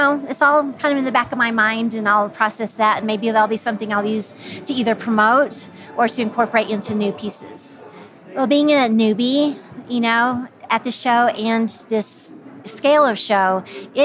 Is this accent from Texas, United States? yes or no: no; Santa Fe, New Mexico, United States; I'm from Santa Fe